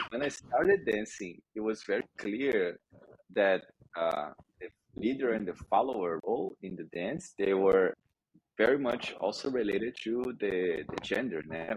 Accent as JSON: {"language": "English", "region": "Rio de Janeiro", "country": "Brazil", "said": "I'm from Rio de Janeiro in Brazil"}